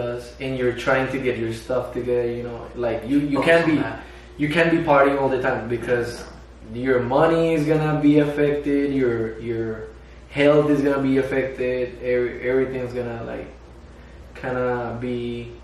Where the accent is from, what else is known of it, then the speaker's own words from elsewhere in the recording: Bogotá, Colombia; moved away as an adult; now in United States; I grew up in Colombia. From Colombia. I'm from Bogotá, Colombia.